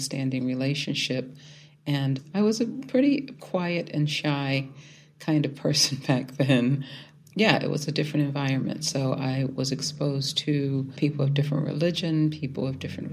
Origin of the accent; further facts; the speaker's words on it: Philadelphia, Pennsylvania, United States; moved away as an adult; also born or lived in Indianapolis; I grew up in South Philadelphia, the youngest of seven children